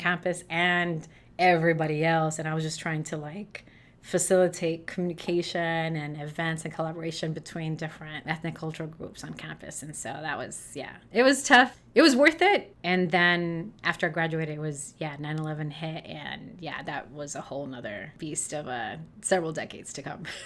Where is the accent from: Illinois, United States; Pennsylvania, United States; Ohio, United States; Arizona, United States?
Illinois, United States; Chicago; I was born and raised in Chicago, grew up in a Black and Puerto Rican neighborhood